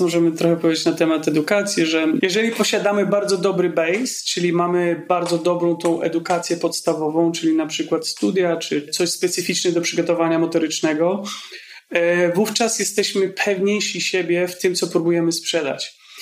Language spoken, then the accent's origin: Polish; Poland; moved away as an adult; wyjechałem z Polski, gdy miałem 19 lat